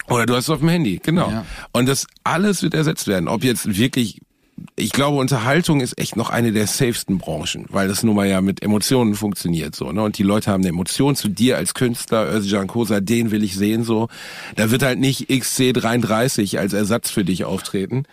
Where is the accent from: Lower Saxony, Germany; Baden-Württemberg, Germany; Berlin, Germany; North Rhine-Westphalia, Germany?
North Rhine-Westphalia, Germany; Gelsenkirchen; in Gelsenkirchen-Rothausen, wo ich herkomme